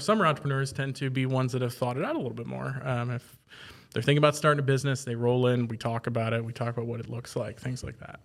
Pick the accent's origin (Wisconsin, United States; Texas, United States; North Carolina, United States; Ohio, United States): Ohio, United States; Archbold; moved away as an adult; now in central Ohio, United States; I'm originally from Archbold, which is in the far northwest corner of Ohio